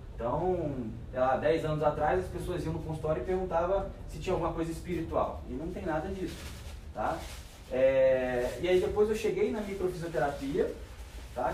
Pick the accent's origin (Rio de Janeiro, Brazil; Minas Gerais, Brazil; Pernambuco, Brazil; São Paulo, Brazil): Rio de Janeiro, Brazil; Resende; eu sou de Resende, estado do Rio.